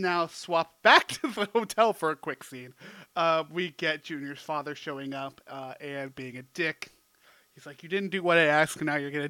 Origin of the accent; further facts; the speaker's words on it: Oregon, United States; I'm from Oregon.